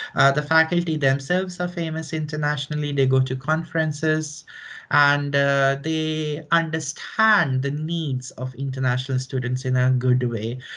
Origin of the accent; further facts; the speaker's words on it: northern India, India; moved away as an adult; also born or lived in New Delhi, India; now in Finland; So I am originally from India, from northern India, uh, from a city which is not very big by Indian standards